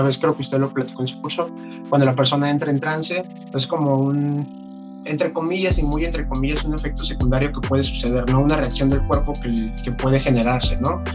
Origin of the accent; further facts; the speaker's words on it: Veracruz, Mexico; yo soy de acá de Veracruz, entonces pues, estoy acostumbrado al, al, clima más caliente